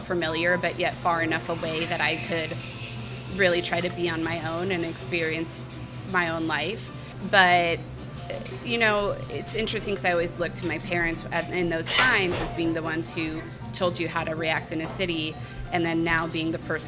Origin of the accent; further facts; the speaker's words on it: Minnesota, United States; moved away as an adult; also born or lived in London; now in Chicago, United States; I came from a really small town in Minnesota